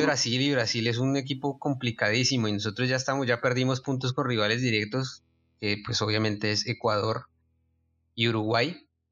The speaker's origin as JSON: {"language": "Spanish", "country": "Colombia", "said": "una tragedia real que pasó en nuestro país"}